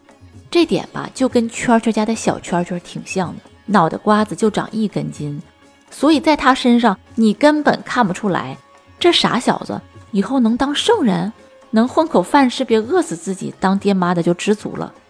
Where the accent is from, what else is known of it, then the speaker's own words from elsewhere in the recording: Northeast China, China; 咱们东北人管这样的人叫啥呢？